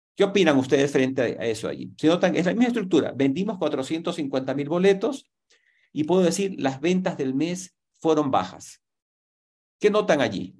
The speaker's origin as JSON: {"language": "Spanish", "town": "Guayaquil", "region": "Guayas", "country": "Ecuador", "tie": "born or raised there", "said": "tengo 62 años. Puedo decir, nací en Guayaquil"}